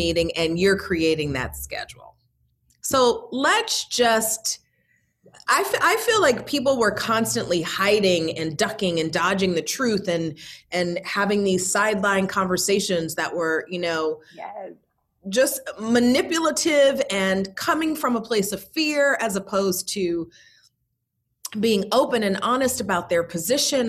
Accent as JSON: {"language": "English", "town": "New York City", "region": "New York", "country": "United States", "said": "I'm a girl from Brooklyn"}